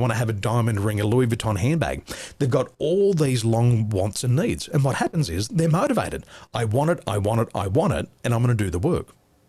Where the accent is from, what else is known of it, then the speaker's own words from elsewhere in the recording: Sydney, New South Wales, Australia; born there; I was born in the Western suburbs. I love the Penrith Panthers.